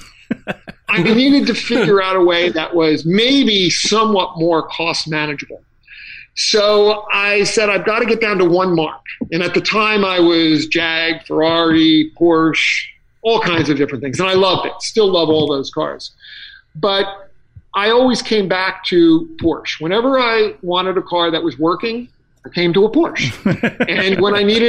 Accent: Ocean County, New Jersey, United States; I grew up in Ocean County, New Jersey

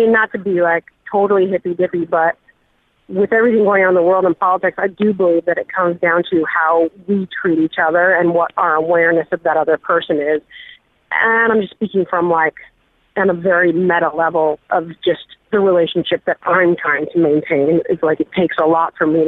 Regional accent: United States; I know nothing about my background because I'm American

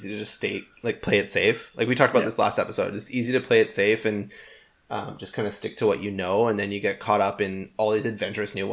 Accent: Canada; we are Canadian

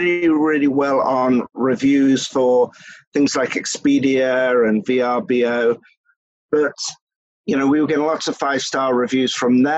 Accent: England, United Kingdom; moved away as an adult; now in Philadelphia, United States; Ever since I was a child, I grew up in England, and my parents were in the hospitality industry

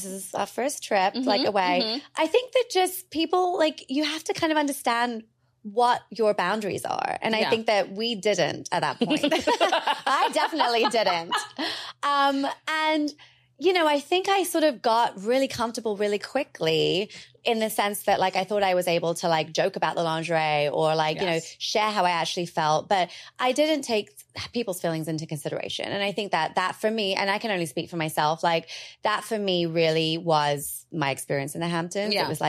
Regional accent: India; I mean, she's Israeli, I'm Indian.

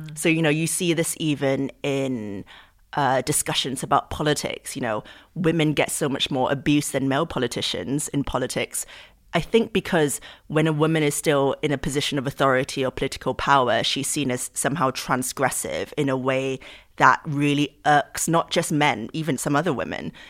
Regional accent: Singapore; moved away; I grew up in Singapore, what I learned about in the history books was very much about Southeast Asian history

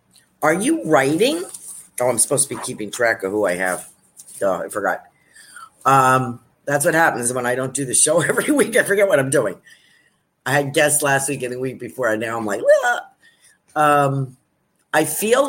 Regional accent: Australia; I'm Australian. Across the pond is what we call New Zealand.

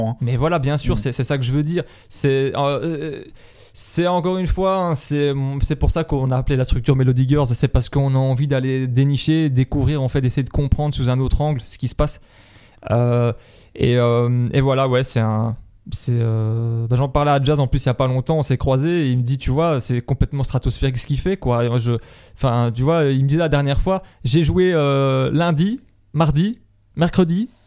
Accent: Brussels, Belgium; Salle mythique, tu vois, chez nous à Bruxelles.

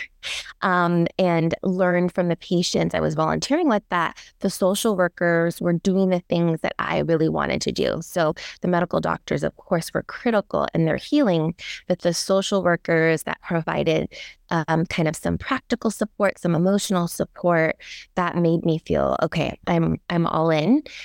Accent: Daly City, California, United States; also born or lived in San Francisco; I was born in San Francisco, grew up in the Bay Area

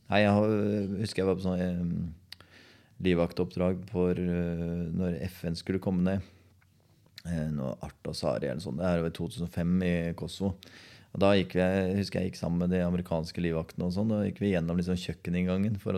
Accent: Porsgrunn, Vestfold og Telemark, Norway; Jeg kom fra Borgestad.

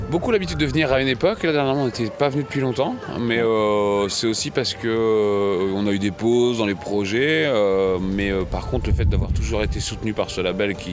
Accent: France; also born or lived in Normandy; producteur français, vivant en Normandie

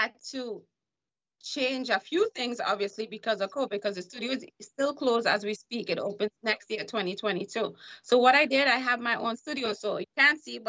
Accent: Trinidad & Tobago; now in United States; So I'm from the Caribbean, which is Trinidad and Tobago. And we Trinidadians or Caribbean people tend to be more tea drinkers.

